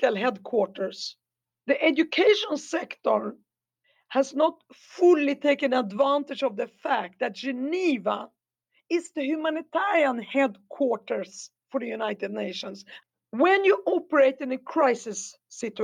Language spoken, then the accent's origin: English; Sweden; I come from Sweden, my father was Egyptian, I come from Sweden